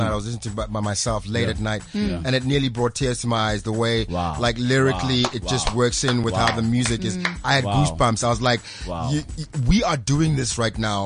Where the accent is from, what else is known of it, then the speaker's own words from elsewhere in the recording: Pretoria, Gauteng, South Africa; I'm from Pretoria